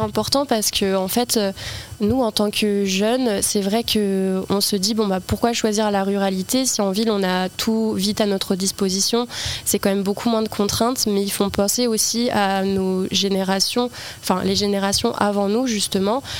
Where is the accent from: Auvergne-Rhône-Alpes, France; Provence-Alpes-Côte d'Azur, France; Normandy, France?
Normandy, France; L'Aigle; born or raised there